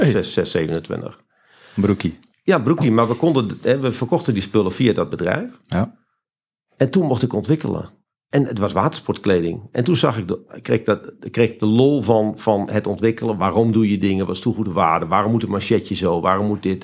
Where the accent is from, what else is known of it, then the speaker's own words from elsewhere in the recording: Friesland, Netherlands; ik ben geboren en getogen in Friesland